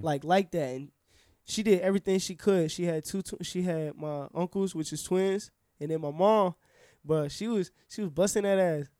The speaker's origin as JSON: {"language": "English", "town": "Orlando", "region": "Florida", "country": "United States", "tie": "born or raised there", "said": "born and raised here, Orlando"}